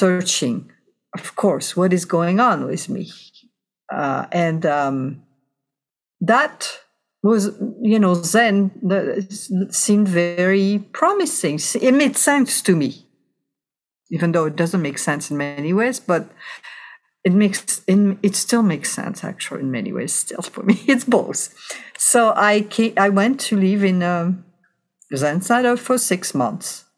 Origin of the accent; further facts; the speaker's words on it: west coast of France, France; moved away as an adult; also born or lived in Chicago, Illinois; now in California, United States; I was born and raised in France. And then when I was 23 years old, things did not work out for me in France, so I emigrated to the United States